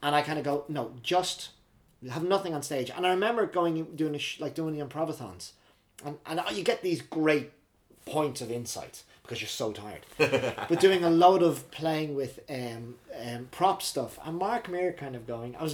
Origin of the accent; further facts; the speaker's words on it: Ireland; moved away as an adult; also born or lived in Dublin / Belfast / Oxford / Manhattan, New York; now in Reading, United Kingdom; growing up in Ireland, church on a Sunday